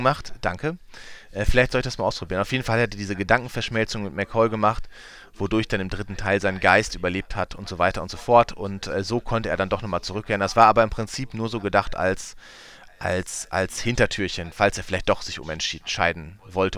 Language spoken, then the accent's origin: German; Münsterland, North Rhine-Westphalia, Germany; bei uns im Münsterland